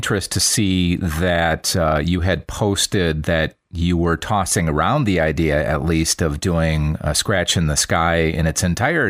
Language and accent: English; Racine, Wisconsin, United States; I'm from Racine, Wisconsin